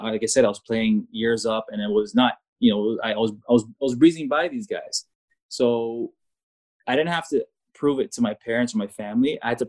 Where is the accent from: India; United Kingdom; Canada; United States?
Canada; And as a foreigner, as a Canadian at that time